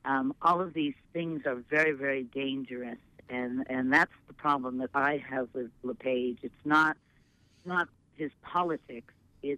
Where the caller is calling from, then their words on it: Portland, Maine, United States; I'm calling from Portland.